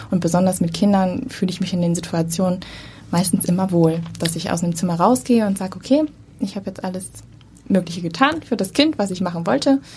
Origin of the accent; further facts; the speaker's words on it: Lübeck, Schleswig-Holstein, Germany; Ich komme eigentlich aus Lübeck